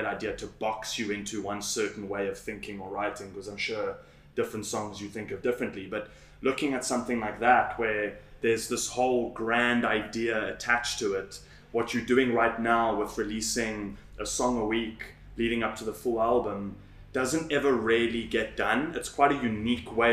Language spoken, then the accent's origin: English; South Africa; being a South African